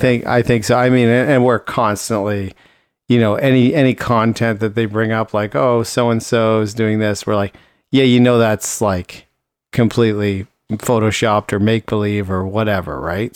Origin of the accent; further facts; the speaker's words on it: Ontario, Canada; now in Richmond, Canada; I grew up in Ontario where it was very seasonal